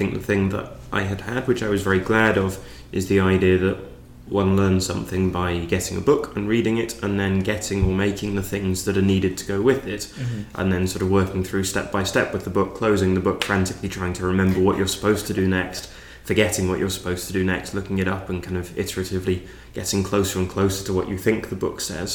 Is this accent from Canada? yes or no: no; London, United Kingdom; I grew up in London